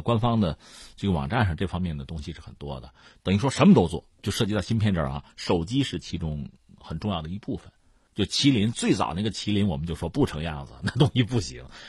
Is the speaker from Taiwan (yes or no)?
no; China; 对我们中国人来讲呢